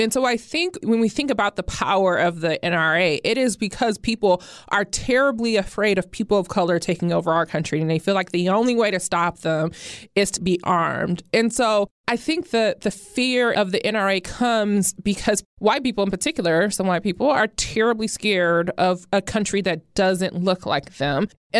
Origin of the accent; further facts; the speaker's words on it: Toledo, Ohio, United States; Or the auto worker in Toledo, Ohio. My hometown.